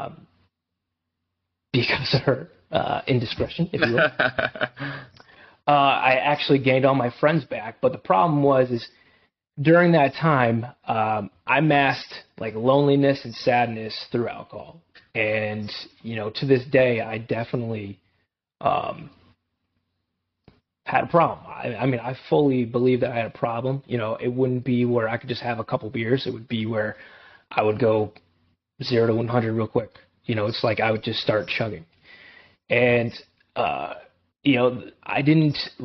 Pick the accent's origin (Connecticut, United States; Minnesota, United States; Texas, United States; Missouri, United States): Connecticut, United States; Enfield; I grew up in Edfield, Connecticut, two amazing parents